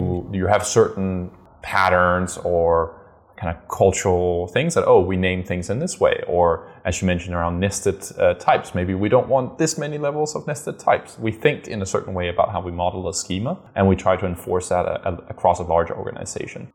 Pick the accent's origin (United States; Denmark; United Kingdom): Denmark; I'm originally from Denmark. I was born in Denmark, and so Lego is obviously dear to my, my heart. I grew up with all the Lego you can imagine